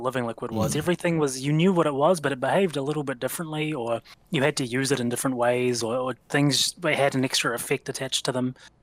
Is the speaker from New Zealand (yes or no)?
yes; New Zealand; being a Kiwi